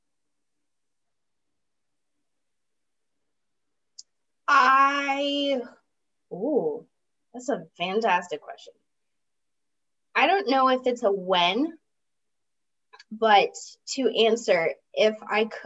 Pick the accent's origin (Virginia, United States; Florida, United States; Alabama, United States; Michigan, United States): Virginia, United States; in my hometown in Virginia